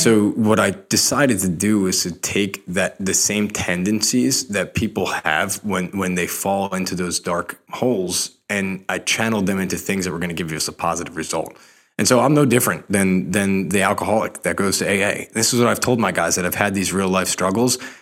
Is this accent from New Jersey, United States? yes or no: yes; Rumson, New Jersey, United States; I grew up in Monmouth County, New Jersey